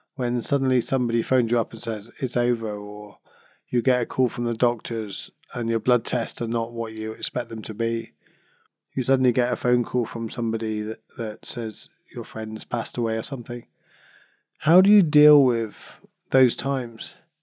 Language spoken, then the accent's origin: English; Cornwall, South West England, United Kingdom; I come from Cornwall, and I still in Cornwall, you know, I was born here, and we're surrounded by beaches